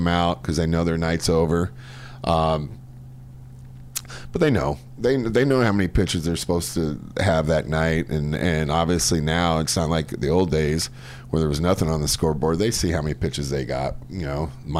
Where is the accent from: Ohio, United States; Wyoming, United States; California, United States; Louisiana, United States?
California, United States; Chula Vista; growing up in San Diego, the weather was perfect every day.